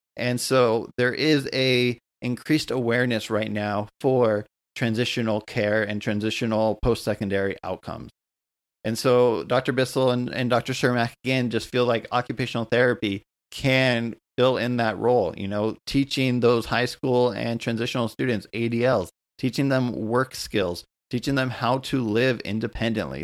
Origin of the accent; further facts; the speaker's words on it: United States; also born or lived in Southern California; I'm an American, um, occupational therapist here in Southern California